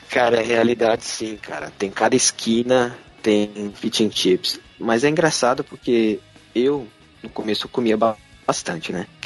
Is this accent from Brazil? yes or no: yes; São Paulo, Brazil; Eu sou de São Paulo, capital